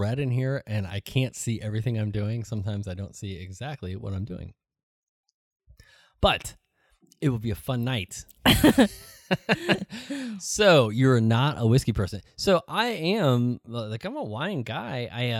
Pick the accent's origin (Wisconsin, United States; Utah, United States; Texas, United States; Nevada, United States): Texas, United States; San Antonio; Hi, I'm from San Antonio, and it's ….